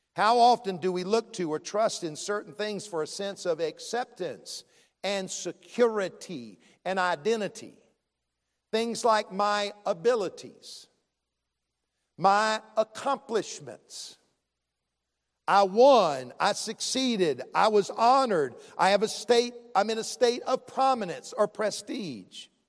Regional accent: Columbia, South Carolina, United States; I grew up in Columbia, the capital city.

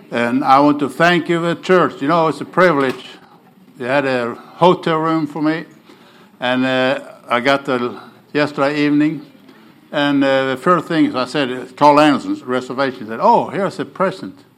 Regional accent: Sweden; accent: Oklahoma; English is a second language; now in Oklahoma City, United States; I want you to get used to my Oklahoma accent. You, I'm from Bowdoin Baptist. Everybody know about Bowdoin Baptist Church in Oklahoma City. So I'm in Okie. But I'm not an Okie from Muskogee. I told somebody here. I'm an Okie from Sweden.

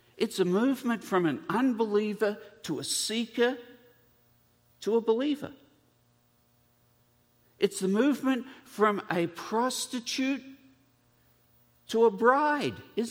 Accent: Australia; being an Australian, and so my relatives are all convicts.

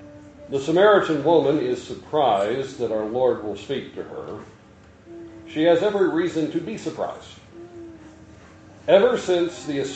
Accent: Kentucky, United States; moved away as an adult; also born or lived in Iowa; I was from Kentucky, and we Kentuckians tend to talk about God at God times

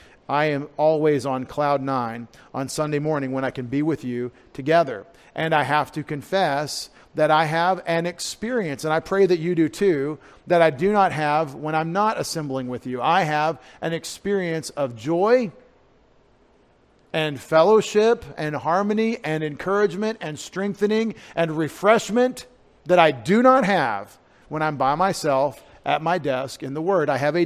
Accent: Texas, United States; If I say prayer the way I grew up in East Texas, it's 2 syllables.

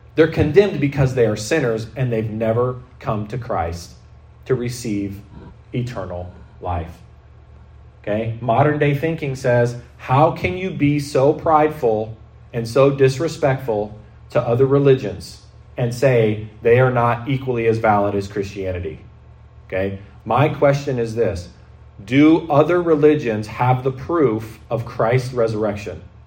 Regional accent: United States; now in Canada; I'm not a white Canadian. I'm white but I have dual citizenship. I grew up in the States most of my life

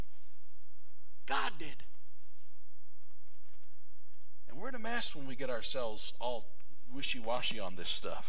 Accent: United States; being an American

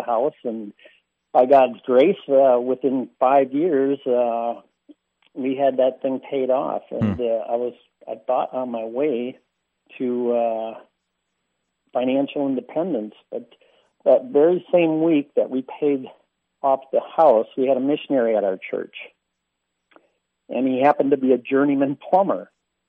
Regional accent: Neenah, Wisconsin, United States; I grew up in Neenah, Wisconsin, kind of the world headquarters

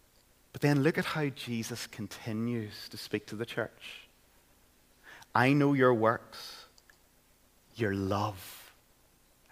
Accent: Caledon, Northern Ireland, United Kingdom; I grew up in Caledon, County Tyrone

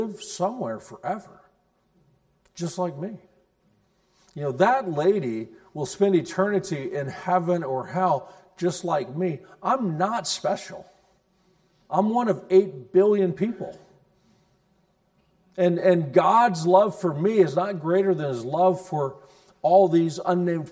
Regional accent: United States; as American Christians, we really do believe that Jesus is the only way.

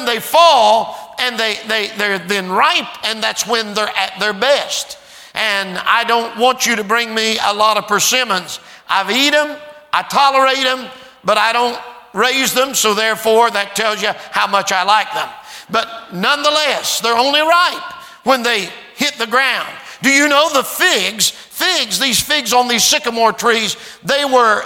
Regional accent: Portsmouth, Ohio, United States; I'm from Ohio.

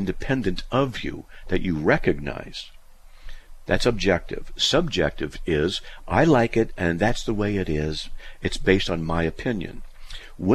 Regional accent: United States; I'm an American born in 1956

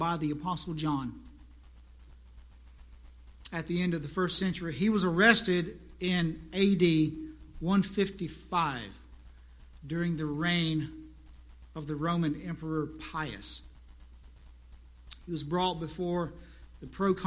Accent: South Carolina, United States; moved away; I just went to South Carolina, my hometown, a few weeks ago

